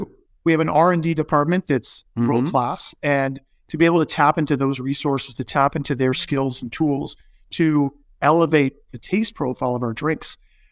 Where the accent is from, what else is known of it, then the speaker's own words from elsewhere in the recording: Arizona, United States; I grew up in Arizona